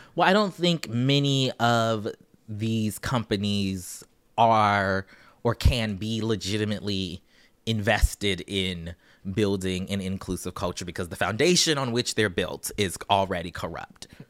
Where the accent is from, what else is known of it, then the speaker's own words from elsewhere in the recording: Charleston, South Carolina, United States; I'm from Charleston, South Carolina